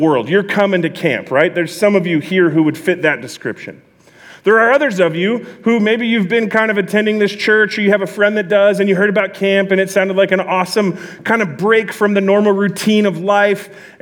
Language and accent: English; Southern California, United States; also born or lived in East Bakersfield, California; I'm from Southern California